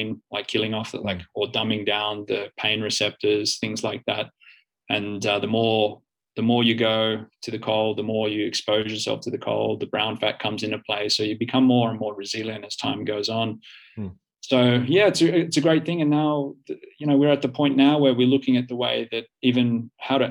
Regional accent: Australia; moved away as an adult; now in Finland; I'm the Australian guy that moves from one side of the planet to the other, from the hot, warm climate to the cold climate

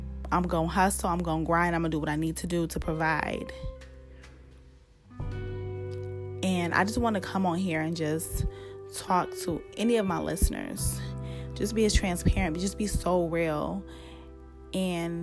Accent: United States; I'm American

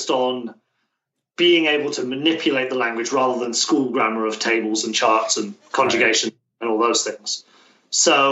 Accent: Plymouth, South West England, United Kingdom; moved away as an adult; now in Tokyo, Japan; I'm from a town called Plymouth. It's deep in the southwest

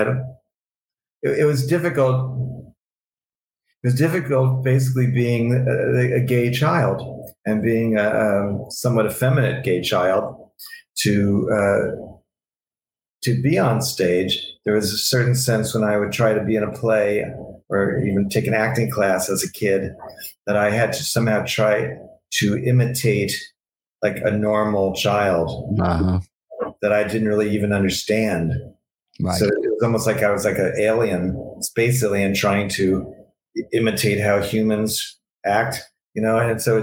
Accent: New York City, New York, United States; I was from New York City

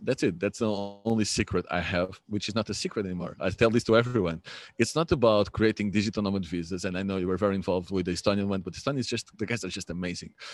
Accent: Lisbon, Portugal; I'm from Lisbon

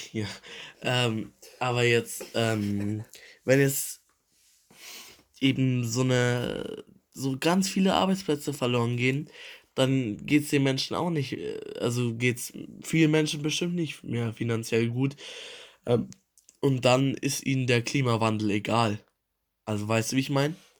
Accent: Germany; wir als Deutsche

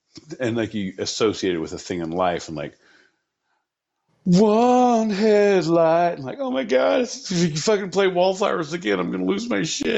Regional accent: New Jersey, United States; We're from Jersey, baby. We're from Jersey.

